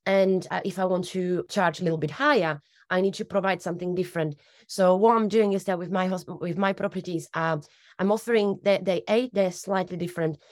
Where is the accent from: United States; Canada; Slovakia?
Slovakia; also born or lived in United Kingdom; now in Torbay, United Kingdom; I'm originally from Slovakia. I was actually born in Czechoslovakia